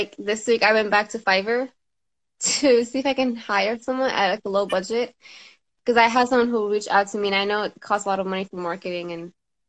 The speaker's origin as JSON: {"language": "English", "town": "Damascus", "region": "Damascus Governorate", "country": "Syria", "said": "I'm from Damascus, Syria, originally."}